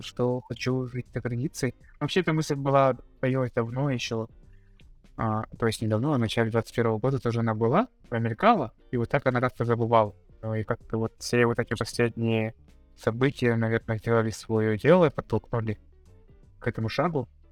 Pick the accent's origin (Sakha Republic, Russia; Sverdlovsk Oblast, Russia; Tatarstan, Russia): Sakha Republic, Russia; Yakutsk; moved away as an adult; also born or lived in Moscow / Kazakhstan; now in Philippines; я, ну, уехал из родного города, из Якутска, в начале 21 года